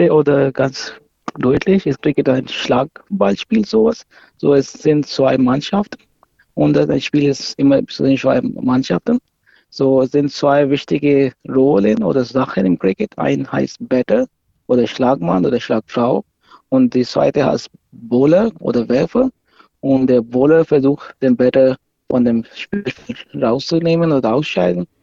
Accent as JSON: {"language": "German", "country": "Pakistan", "lives_now": "Nuremberg, Germany", "said": "ich komme ursprünglich aus Pakistan, aber ich habe in Deutschland studiert."}